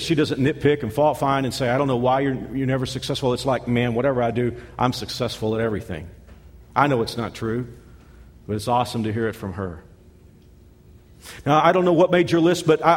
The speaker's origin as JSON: {"language": "English", "region": "Texas", "country": "United States", "moved": "yes", "said": "I'm from Texas."}